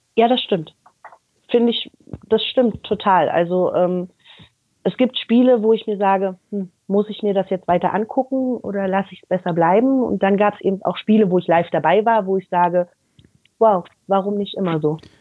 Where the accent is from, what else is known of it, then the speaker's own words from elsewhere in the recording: Berlin, Germany; moved away as an adult; now in Düren, Germany; ich bin in Berlin geboren. Ich habe 21 Jahre in Berlin gelebt und bin mit Hertha aufgewachsen